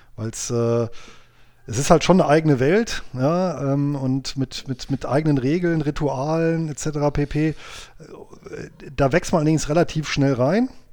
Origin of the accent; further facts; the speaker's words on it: Bonn, North Rhine-Westphalia, Germany; moved away as an adult; also born or lived in near Göttingen, Lower Saxony; now in Göttingen, Germany; ich bin aber gebürtiger Bonner, also Rheinländer